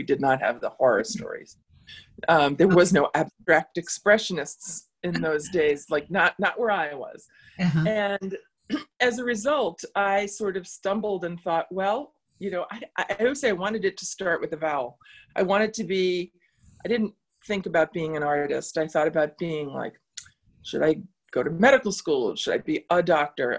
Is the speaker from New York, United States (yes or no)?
yes; New York City, New York, United States; now in Boston area, United States; I grew up in the Bronx